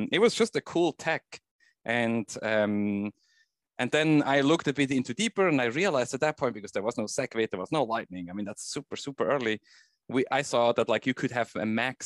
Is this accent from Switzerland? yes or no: yes; Switzerland; I grew up in Switzerland